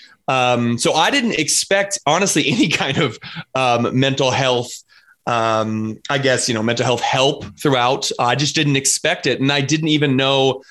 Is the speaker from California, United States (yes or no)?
no; Colorado, United States; I'm from Colorado. So I'm Colorado native out here in the Midwest.